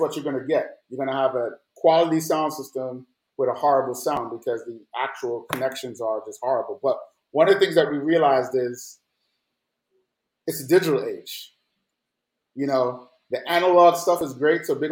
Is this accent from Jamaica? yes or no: yes; Jamaica; also born or lived in New York; now in Atlanta, United States; growing up in Jamaica